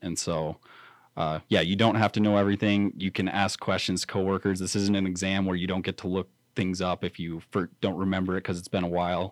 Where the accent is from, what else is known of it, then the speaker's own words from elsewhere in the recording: Riverton, Wyoming, United States; grew up, born and raised in Riverton, graduated Riverton High School